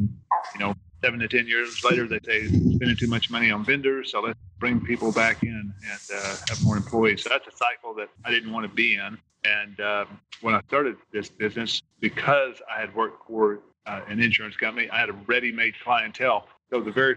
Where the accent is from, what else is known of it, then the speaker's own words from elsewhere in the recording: Texas, United States; also born or lived in Florence, Alabama; I'm a Texan, and I left Texas, went to the University of North Alabama in Florence, Alabama